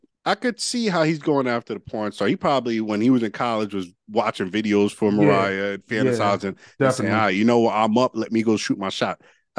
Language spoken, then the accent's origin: English; Hartford, Connecticut, United States; So I come from Hartford with a lot of ladies.